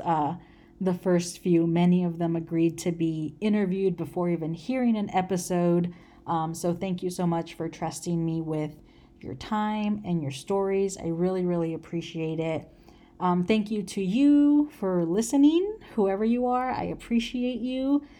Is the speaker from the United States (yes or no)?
yes; United States; I'm Mexican American